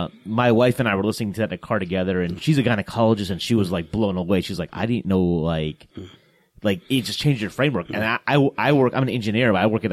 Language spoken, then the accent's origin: English; Columbus, Ohio, United States; I'm from Columbus, actually.